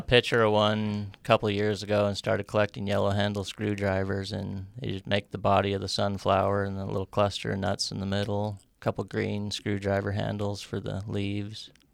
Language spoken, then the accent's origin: English; Great Falls, Montana, United States; also born or lived in Norway, Michigan / Reno; I was born in Norway, Michigan, but I've lived in Great Falls since I was about four years old